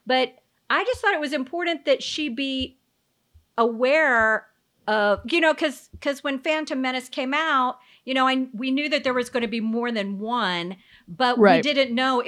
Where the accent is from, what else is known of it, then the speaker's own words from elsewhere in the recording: Florida, United States; And Bridget, and you know, because we're from Florida, everybody thinks we're crazy, so.